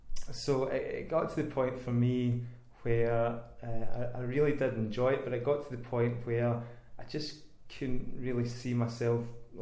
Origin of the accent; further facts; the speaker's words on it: Inverness, Scotland, United Kingdom; moved away as an adult; now in Glasgow, United Kingdom; Phoned up all the newspapers down here in Glasgow. I was originally from Inverness, so I sort of moved down into the big city.